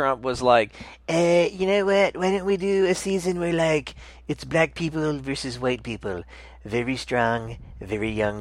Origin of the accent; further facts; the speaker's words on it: South Georgia, United States; now in New York, United States; growing up in South Georgia